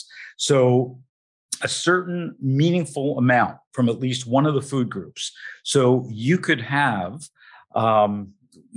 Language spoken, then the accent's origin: English; New Jersey, United States; I come from New Jersey